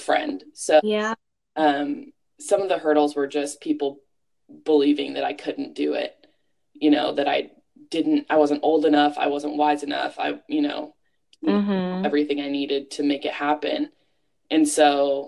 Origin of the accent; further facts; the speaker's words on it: Bakersfield, California, United States; my hometown of Bakersfield